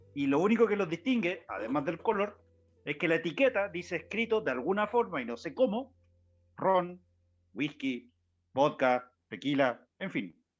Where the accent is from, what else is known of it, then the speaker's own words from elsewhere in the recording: Valparaíso, Chile; moved away; Vengo de Valpo.